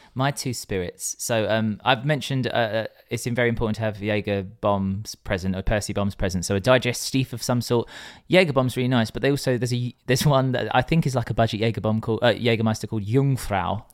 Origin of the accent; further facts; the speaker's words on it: England, United Kingdom; we are English